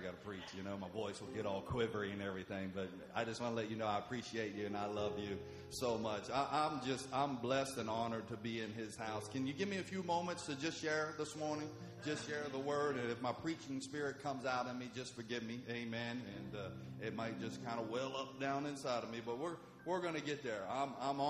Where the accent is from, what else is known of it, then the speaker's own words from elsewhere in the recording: West Virginia, United States; moved away as an adult; also born or lived in Oklahoma; I was born and raised in West Virginia